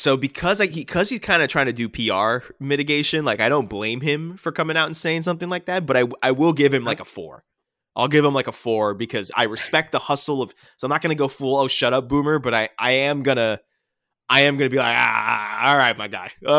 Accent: Boston, Massachusetts, United States; But don't tell me that I don't have an accent because I'm from Boston

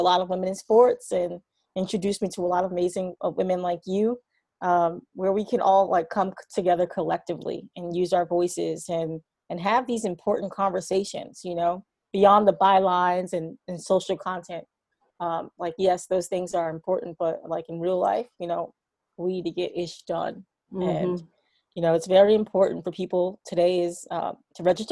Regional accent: New York City, New York, United States; Born and raised in New York City. I grew up in a neighborhood called Harlem

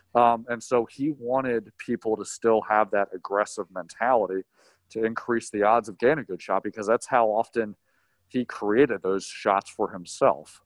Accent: York, Pennsylvania, United States; moved away as an adult; also born or lived in Syracuse, New York; now in Los Angeles, United States; I grew up in York, Pennsylvania, went to Syracuse for college.

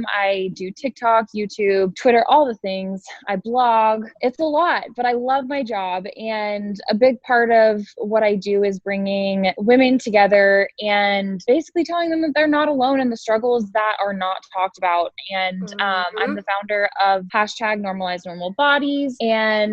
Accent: Columbus, Ohio, United States; I am 24 and I am from Columbus, Ohio.

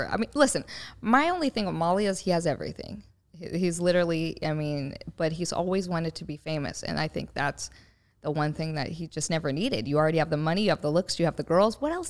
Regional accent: Inglewood, California, United States; I'm from Inglewood.

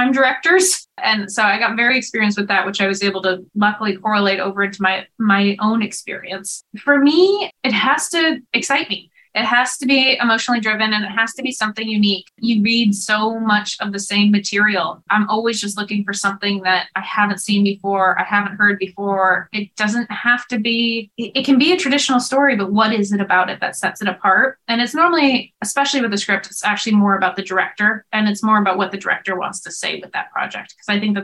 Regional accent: Topanga Canyon, California, United States; I'm from Topanga Canyon

